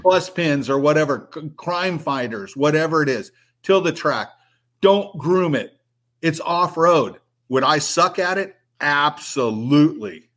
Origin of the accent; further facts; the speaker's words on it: San Diego, California, United States; I grew up in San Diego